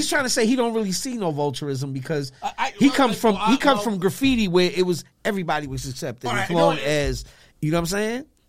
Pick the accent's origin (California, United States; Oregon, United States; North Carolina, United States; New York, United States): New York, United States; New York City; I'm from Queens.